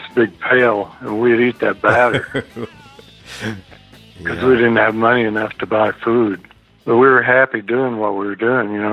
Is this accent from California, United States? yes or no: no; Dumas, Texas, United States; I grew up in Dumas, Texas